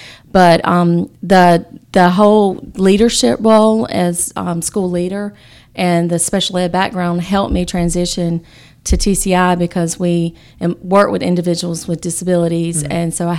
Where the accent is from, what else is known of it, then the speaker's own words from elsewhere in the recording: Rocky Mount, North Carolina, United States; I'm from Rocky Mount.